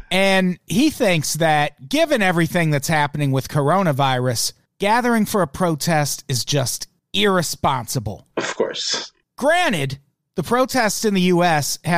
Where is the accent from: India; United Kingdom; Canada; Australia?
Australia; I'm from Australia